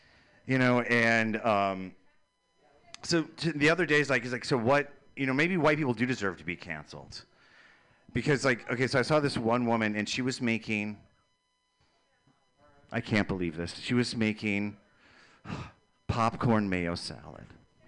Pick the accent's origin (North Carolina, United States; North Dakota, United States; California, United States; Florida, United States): North Dakota, United States; Fargo; Oh, well, you know, I came from Fargo.